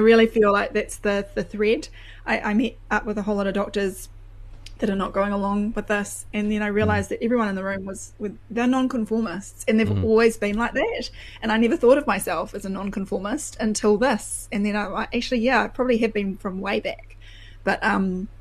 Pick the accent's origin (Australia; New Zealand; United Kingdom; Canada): New Zealand; you're a Kiwi